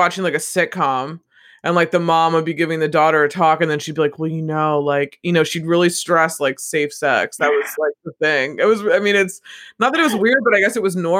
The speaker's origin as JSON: {"language": "English", "country": "United States", "said": "I think we're Americans"}